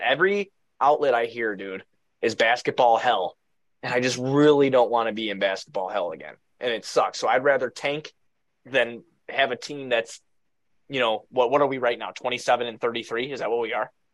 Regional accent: Blue Island, Illinois, United States; I come from Blue Island

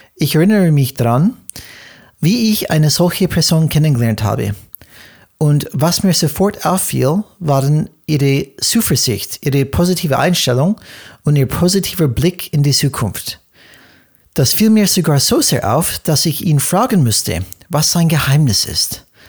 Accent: United States; German is a second language; moved away; bin ich Amerikaner und wir Amerikaner

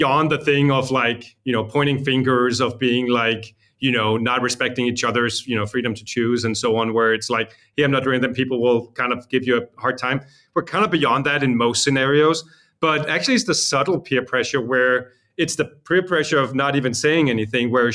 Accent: Copenhagen, Capital Region of Denmark, Denmark; also born or lived in Los Angeles; I'm from Copenhagen, Denmark.

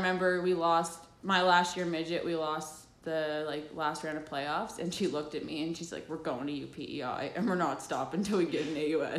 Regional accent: High Bank, Prince Edward Island, Canada; I'm from PEI, High Bank.

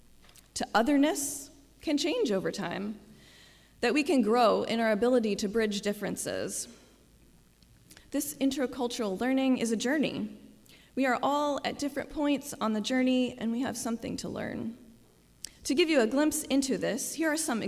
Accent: Midwest, United States; moved away; I also now respond as an American, especially Midwesterner.

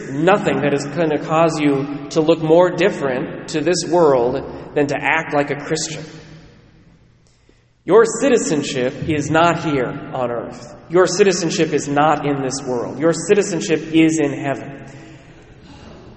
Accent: United States; accent: American; even in England, I couldn't hide my accent. People knew that I was an American

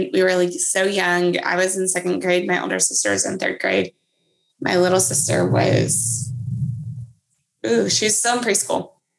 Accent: Texas, United States; also born or lived in Germany / Georgia / Kansas; So I was born in Germany and then we kind of moved. We lived in Georgia after, and then Kansas, and then wound up in Texas, which is where we ended up, and we never left.

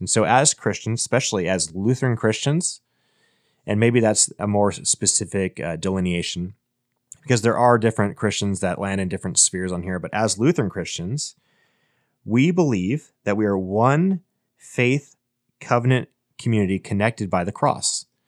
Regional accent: Minnesota, United States; I was born in Minnesota

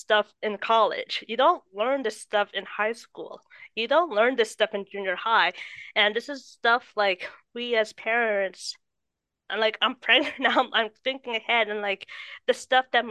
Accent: Winnipeg, Manitoba, Canada; I was born in Winnipeg

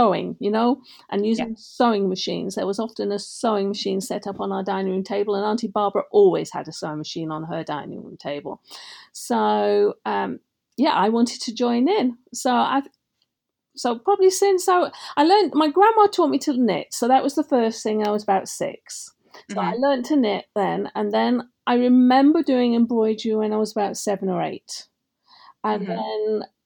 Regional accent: North West England, United Kingdom; moved away as an adult; also born or lived in London, United Kingdom; now in Naperville, United States; I lived in England growing up, brought up in the Northwest

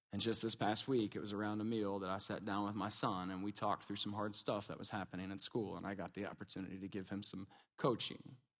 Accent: Kentucky, United States; We're from Kentucky, a little bit redneck

